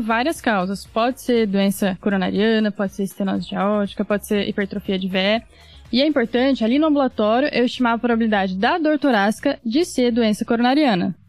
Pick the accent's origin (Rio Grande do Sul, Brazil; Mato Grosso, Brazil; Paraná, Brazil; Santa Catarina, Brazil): Paraná, Brazil; Londrina; moved away as an adult; now in São Paulo, Brazil; eu nasci em Londrina, Paraná, me formei médica pela Federal do Paraná, fiz minha residência de clínica aqui em São Paulo